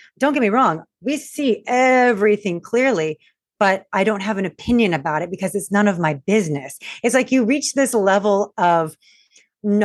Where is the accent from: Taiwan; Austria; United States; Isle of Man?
United States; Long Beach, California; I'm from Long Beach, California.